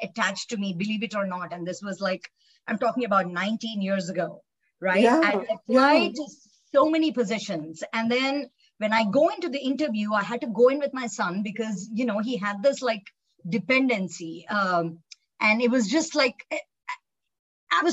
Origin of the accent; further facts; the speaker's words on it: Hyderabad, Telangana, India; moved away as an adult; I actually was born and raised in India, Hyderabad